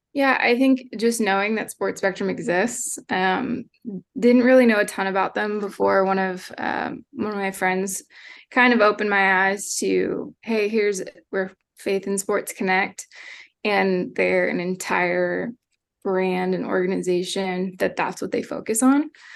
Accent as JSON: {"language": "English", "town": "Hershey", "region": "Pennsylvania", "country": "United States", "tie": "born or raised there", "also_born_or_lived": "Lynchburg, Virginia", "moved": "as an adult", "lives_now": "Ohio, United States", "said": "I grew up in Hershey, Pennsylvania"}